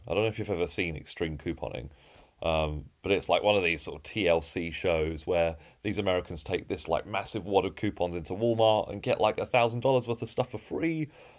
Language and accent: English; East of England, United Kingdom; So I was born and raised in Essex, so I'm an Essex boy, although you can't really hear it in my accent.